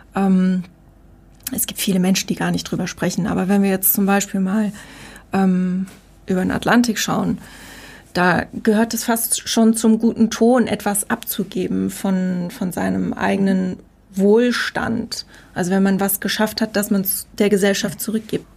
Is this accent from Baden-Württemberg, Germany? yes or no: yes; Heidelberg, Baden-Württemberg, Germany; Meine Eltern kommen aus Norddeutschland, ich bin hier unten groß geworden